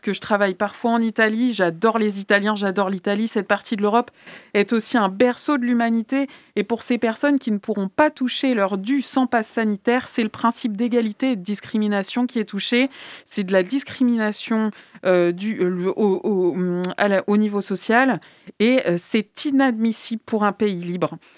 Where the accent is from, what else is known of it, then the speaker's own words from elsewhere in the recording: France; also born or lived in Nantes; chez nous en France